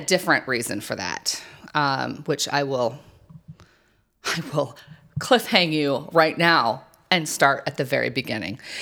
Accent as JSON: {"language": "English", "region": "New Mexico", "country": "United States", "tie": "born or raised there", "said": "I grew up in New Mexico where that hot, hot sun is just, you know, beaten oh, down all the time"}